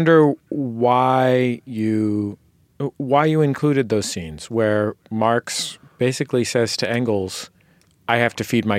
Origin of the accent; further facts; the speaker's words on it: California, United States; I was born and raised in California